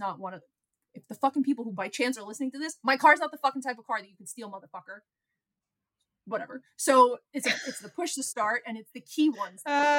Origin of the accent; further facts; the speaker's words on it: New York City, New York, United States; moved away as an adult; now in Seattle, United States; I grew up in Brooklyn, New York my whole life.